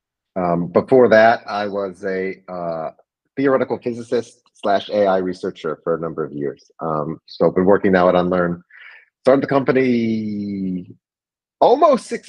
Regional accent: East Lansing, Michigan, United States; moved away; I'm from East Lansing originally.

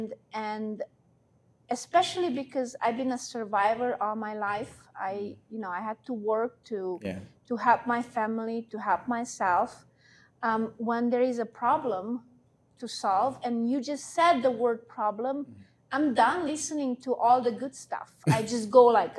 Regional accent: Hungary; English is a second language; moved away as an adult; also born or lived in Romania; now in United States; I was born in Romania, but I grew up in Hungary, so I'm from both countries

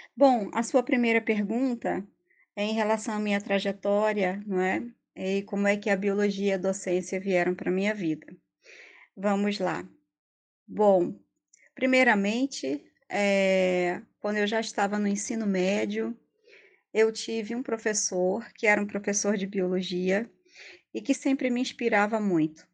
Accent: Rio de Janeiro, Brazil; moved away as an adult; now in Pernambuco, Brazil; eu sou do Rio de Janeiro, mas moro aqui em Pernambuco já faz bastante tempo

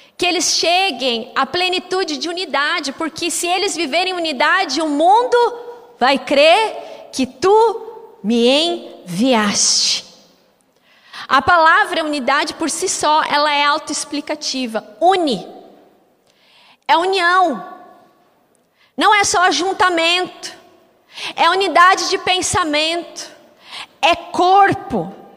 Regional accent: Curitiba, Paraná, Brazil; eu sou curitibano

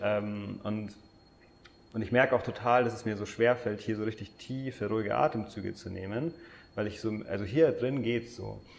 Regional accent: Germany; wir als Deutsche

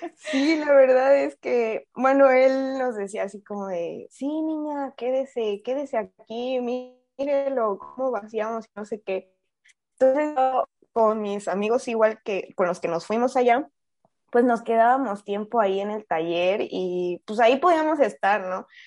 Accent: Chiapas, Mexico; moved away as an adult; also born or lived in Querétaro; Chiapas, soy chiapaneca

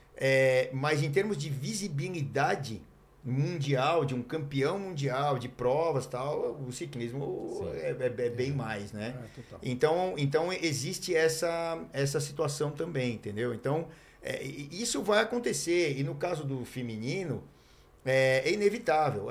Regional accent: Mogi Mirim, São Paulo, Brazil; now in Santos, Brazil; Sou de Mojimirim

